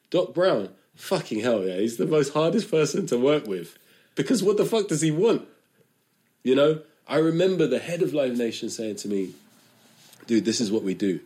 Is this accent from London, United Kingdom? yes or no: yes; London, United Kingdom; I'm not from Norwich, I'm from London